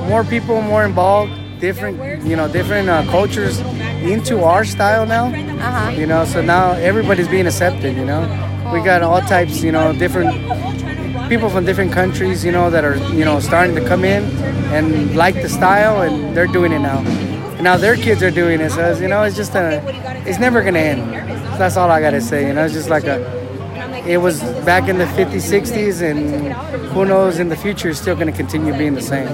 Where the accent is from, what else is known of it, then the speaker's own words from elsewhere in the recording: Los Angeles, California, United States; I grew up in Reseda all my life